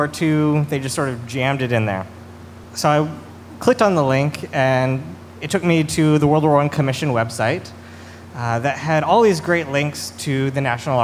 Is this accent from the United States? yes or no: yes; Arkansas, United States; moved away; I'm from Arkansas originally